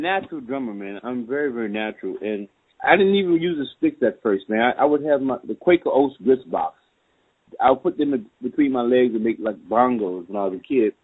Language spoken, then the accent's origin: English; New Orleans, Louisiana, United States; I came from a New Orleans family, and a New Orleans musical family, and there are a lot of New Orleans musical families here in New Orleans